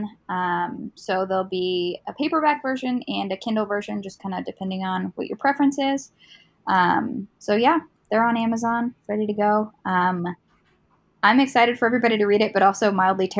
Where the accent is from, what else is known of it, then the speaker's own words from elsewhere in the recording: Indiana, United States; I'm from Indiana